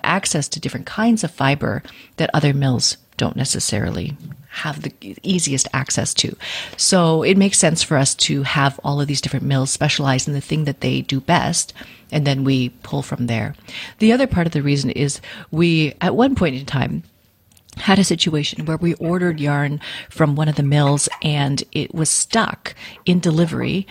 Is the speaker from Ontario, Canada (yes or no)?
no; Vancouver, British Columbia, Canada; I uh, was born and raised in Vancouver, in Canada.